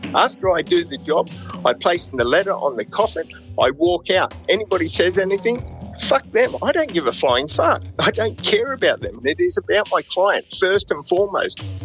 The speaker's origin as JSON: {"language": "English", "town": "Gold Coast", "region": "Queensland", "country": "Australia", "tie": "born or raised there", "also_born_or_lived": "Broadmeadows, Victoria", "said": "I grew up on the Gold Coast. So I arrived here when I was uh, three or four years old from Victoria, Broadmeadows, I was born"}